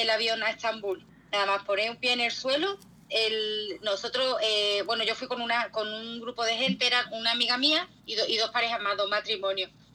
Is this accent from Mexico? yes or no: no; Spain; yo soy una mujer española